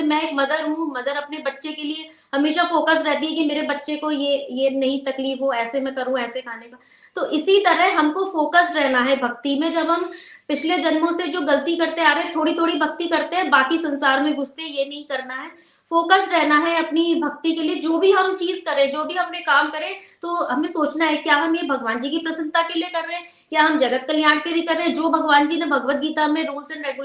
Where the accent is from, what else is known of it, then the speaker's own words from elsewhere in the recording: India; born there; क्योंकि फ्रेंड्स हम सभी लोग हम ब्लेस्ड है भारत में पैदा हुए हैं और पूजा तो हम लोग सभी बचपन से ही करते आ रहे हैं